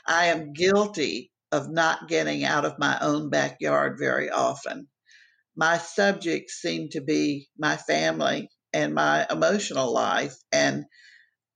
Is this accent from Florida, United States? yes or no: yes; Miami, Florida, United States; moved away; I grew up in Miami, and Miami is a different country than the rest of the world